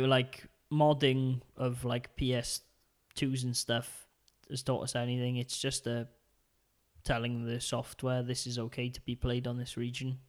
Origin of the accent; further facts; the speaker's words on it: Port Talbot, Wales, United Kingdom; my hometown of Port Talbot.